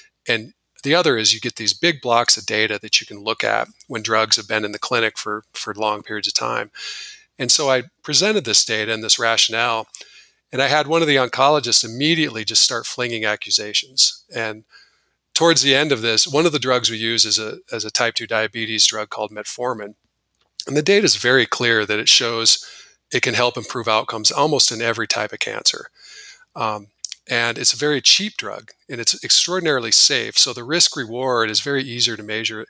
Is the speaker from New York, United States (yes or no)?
no; Rapid City, South Dakota, United States; my hometown, Rapid City, South Dakota, which is a very small sort of conservative community